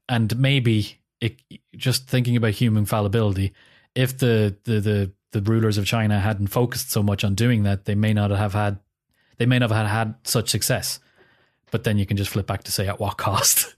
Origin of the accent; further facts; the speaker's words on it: Ireland; as an Irish person